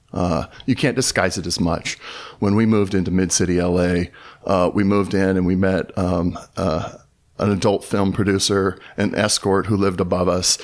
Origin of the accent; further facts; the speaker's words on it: Southern California, United States; moved away as an adult; also born or lived in Dayton, Tennessee; now in Los Angeles, United States; I grew up in Southern California